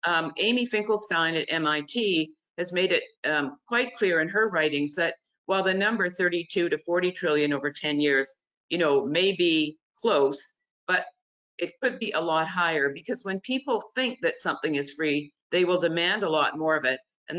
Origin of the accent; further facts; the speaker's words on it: Canada; now in United States; I grew up in Canada, as Nina mentioned, under a single-payer system.